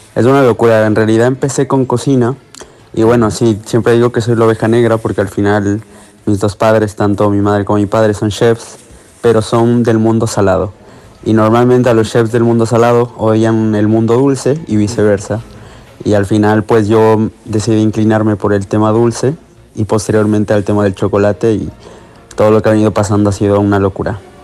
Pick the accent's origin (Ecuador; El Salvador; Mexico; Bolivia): Ecuador; moved away as an adult; now in Barcelona, Spain